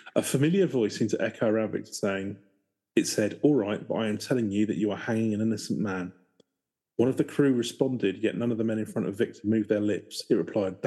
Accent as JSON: {"language": "English", "region": "England", "country": "United Kingdom", "said": "I'm English"}